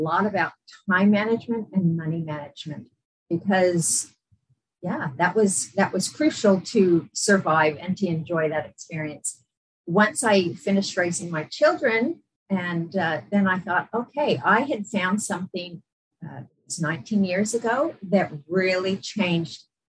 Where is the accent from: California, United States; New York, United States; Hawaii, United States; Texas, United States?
California, United States; San Diego; moved away as an adult; also born or lived in Las Vegas, Nevada / England / Utah; now in Brisbane, Australia; I grew up in San Diego. So I was in San Diego for 21 years.